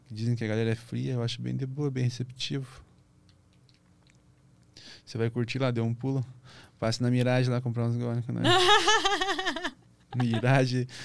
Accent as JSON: {"language": "Portuguese", "town": "Curitiba", "region": "Paraná", "country": "Brazil", "said": "sou lá de Curitiba, moro vizinho meu lá"}